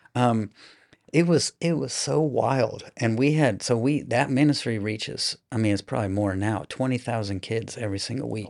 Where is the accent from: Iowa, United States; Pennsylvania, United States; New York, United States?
Iowa, United States; Des Moines; now in Austin, United States; I grew up in Iowa in, um, the Des Moines area, so capital city